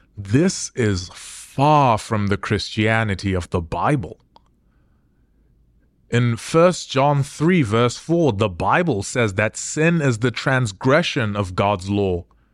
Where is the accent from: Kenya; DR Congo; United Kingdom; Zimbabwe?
Zimbabwe; America is leaps and bounds ahead of my home country of Zimbabwe.